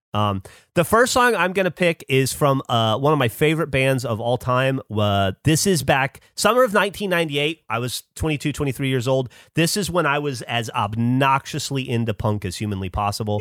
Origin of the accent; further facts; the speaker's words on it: Alabama, United States; moved away; I grew up hating being from Alabama, hating being an Alabamian.